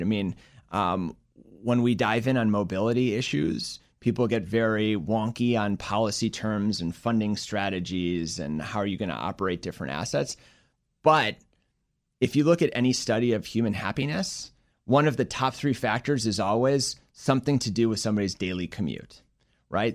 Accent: Chicago, Illinois, United States; also born or lived in Philadelphia / Boston / Bay Area, California; now in Washington, D.C., United States; born and raised in Chicago

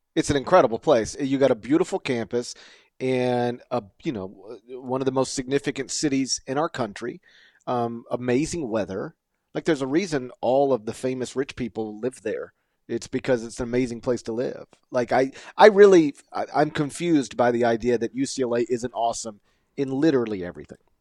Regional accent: suburb of Memphis, North Mississippi, United States; I grew up in North Mississippi, uh, a suburb of Memphis

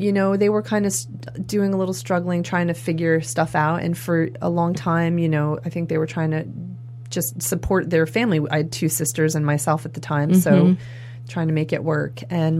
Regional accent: Maine, United States; I grew up in Maine in a really small town, and there were 300 kids in my school.

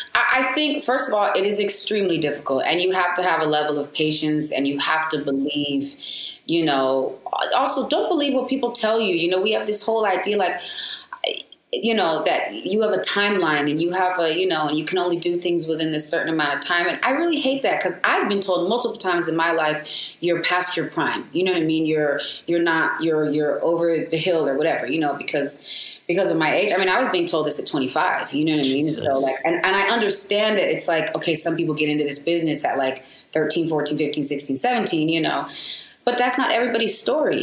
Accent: San Diego, California, United States; also born or lived in Seattle, Washington / Seal Beach, California; I was raised in San Diego, Southeast San Diego

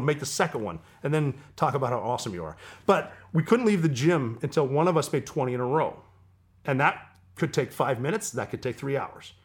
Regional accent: Montana, United States; moved away as an adult; I'm from Montana

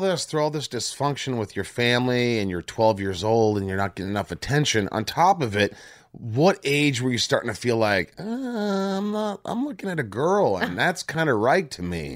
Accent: Southern Indiana, United States; where I was from in Southern

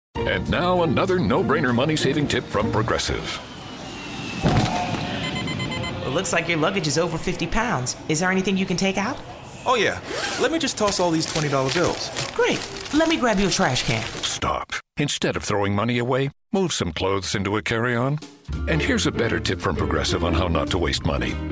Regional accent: Maryland, United States; Growing up in Maryland

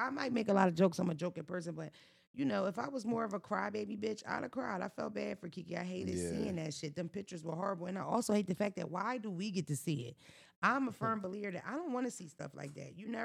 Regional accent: United States; I grew up in America

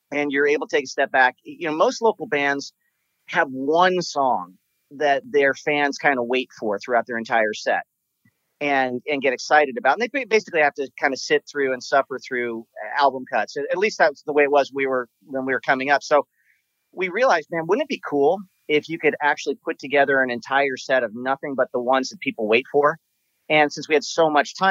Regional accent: Southern California, United States; everything that we grew up with in Southern California

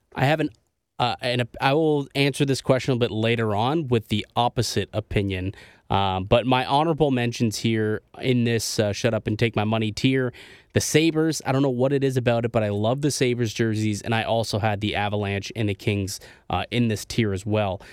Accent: Niagara Falls, Ontario, Canada; also born or lived in Toronto; I'm from Niagara Falls, right? As, as some people know, if you're new to this show, I'm, you know, from Niagara Falls, lived in Toronto for a few years.

